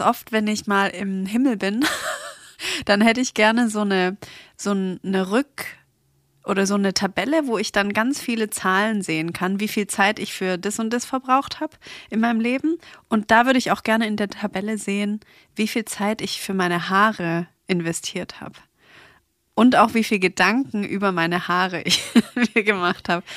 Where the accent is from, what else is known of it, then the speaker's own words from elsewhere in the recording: Stuttgart, Baden-Württemberg, Germany; ich komme aus Stuttgart